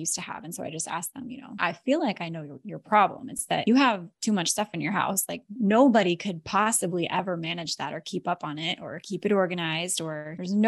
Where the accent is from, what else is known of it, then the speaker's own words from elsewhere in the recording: Alaska, United States; moved away as an adult; now in Florida, United States; My husband and I were born and raised in Alaska